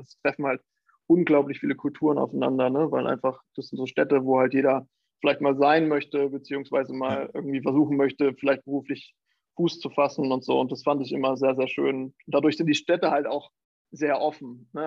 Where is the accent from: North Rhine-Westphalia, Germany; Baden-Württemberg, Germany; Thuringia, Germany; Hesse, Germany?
Thuringia, Germany; moved away as an adult; also born or lived in Jena / New York; now in Hamburg, Germany; ich komme ursprünglich aus Thüringen